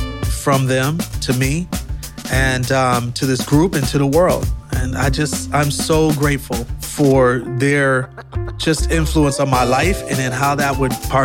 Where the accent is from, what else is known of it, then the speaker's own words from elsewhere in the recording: Milwaukee, Wisconsin, United States; moved away; also born or lived in Atlanta; my hometown, Milwaukee